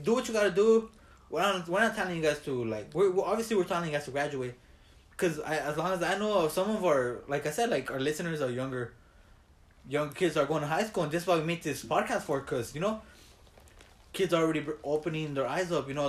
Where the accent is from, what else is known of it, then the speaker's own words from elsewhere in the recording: Los Angeles, California, United States; We're some kids from East LA, bro.